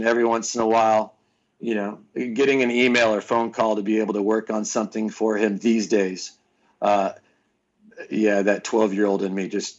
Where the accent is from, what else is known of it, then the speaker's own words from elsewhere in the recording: California, United States; Northern California.